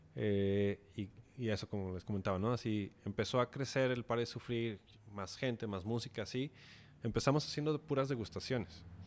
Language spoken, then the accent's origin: Spanish; Mexico; uno como mexicano